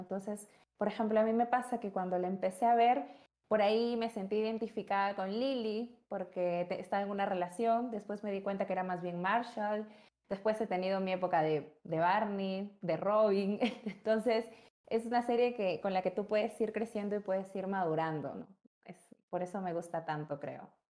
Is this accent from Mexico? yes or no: no; Peru; soy psicóloga, tengo 24 años, soy peruana